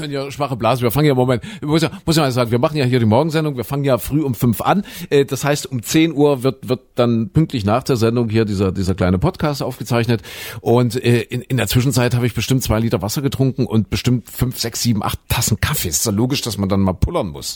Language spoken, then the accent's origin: German; GDR, East Germany, Germany; ich bin ja in der DDR groß geworden als Kind noch